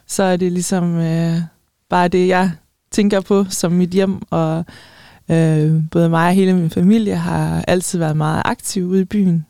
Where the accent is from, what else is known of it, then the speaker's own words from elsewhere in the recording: Denmark; also born or lived in Spain; som danskere